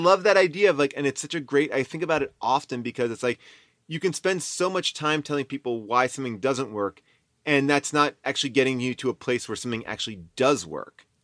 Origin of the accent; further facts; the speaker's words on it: Long Island, New York, United States; moved away as an adult; I was from Long Island